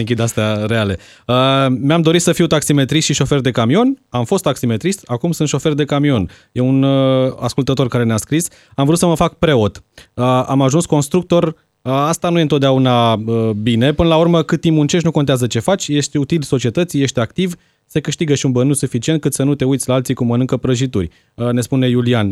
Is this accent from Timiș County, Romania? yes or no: yes; Timișoara, Timiș County, Romania; moved away as an adult; now in Bucharest, Romania; nu vreau să plec din Timișoara